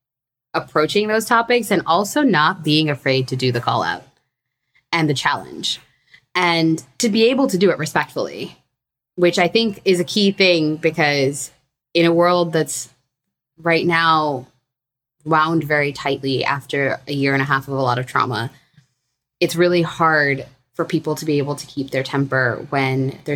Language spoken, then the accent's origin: English; Andhra Pradesh, India; I used to define myself as a very strict, like, yeah, I'm from Andhra and I do this and I do that.